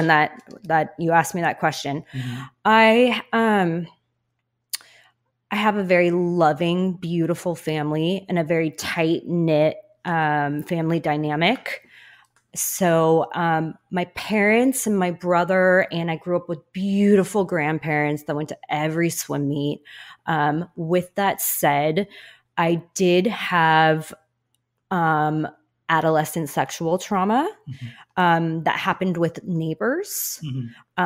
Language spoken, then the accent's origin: English; Lake Forest, California, United States; I grew up in El Toro, which is Lake Forest. I'm a local girl to SoCal